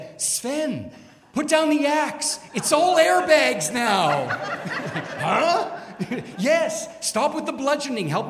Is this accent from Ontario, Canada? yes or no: yes; Toronto, Ontario, Canada; also born or lived in Montreal, Canada; when I was very young, my parents moved us to Toronto.